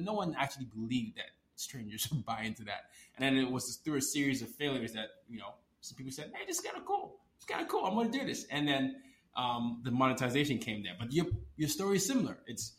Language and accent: English; Nigeria; Yeah, I'm Nigerian.